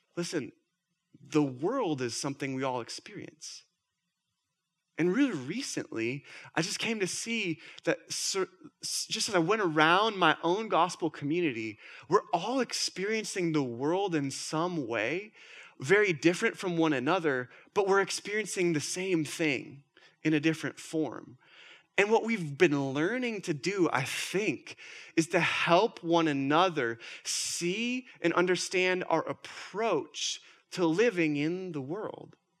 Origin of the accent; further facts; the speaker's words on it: Minnesota, United States; I'm from Minnesota.